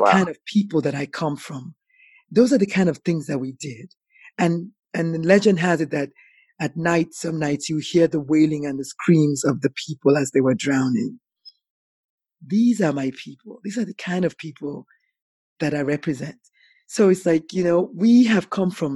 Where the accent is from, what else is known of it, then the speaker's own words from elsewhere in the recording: Nigeria; moved away; As an African, as a Nigerian